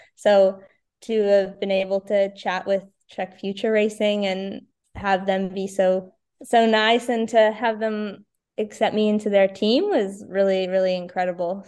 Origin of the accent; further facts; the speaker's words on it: Victoria, British Columbia, Canada; in Victoria this year was also pretty awesome, just because it's my hometown